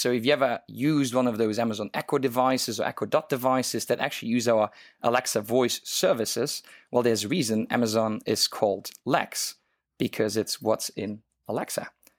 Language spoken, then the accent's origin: English; Luxembourg; English is a second language; now in Hong Kong; if the listener actually wondered why my accent sounds so funny, I'm not originally from Hong Kong. I'm actually from a small little country called Luxembourg, and lived in so many different countries and started speaking different languages.